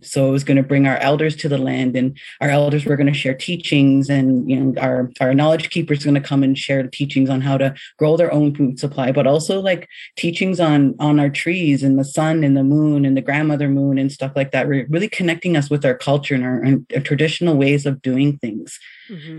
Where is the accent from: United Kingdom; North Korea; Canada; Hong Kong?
Canada; London, Ontario; I grew up in London, Ontario